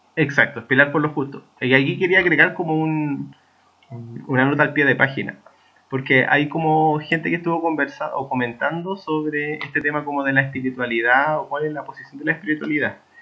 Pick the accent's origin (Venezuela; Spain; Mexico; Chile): Chile; nosotros como chilenos